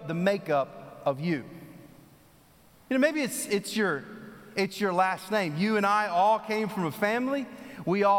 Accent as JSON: {"language": "English", "region": "Texas", "country": "United States", "moved": "yes", "lives_now": "North Carolina, United States", "said": "I'm from Texas"}